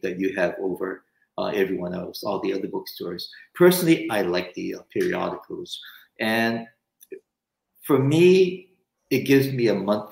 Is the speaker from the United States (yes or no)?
yes; Hawaii, United States; also born or lived in Japan; I grew up in Hawaii